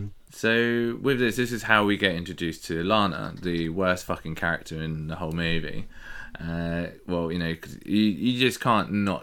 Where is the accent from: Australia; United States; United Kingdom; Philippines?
United Kingdom; England; us being English